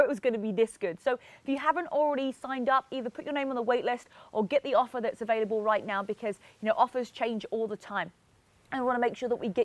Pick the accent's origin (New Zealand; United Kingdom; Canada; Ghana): United Kingdom; England; moved away as an adult; now in California, United States; I'm originally from England and I moved to America 10 years ago. So when I was 22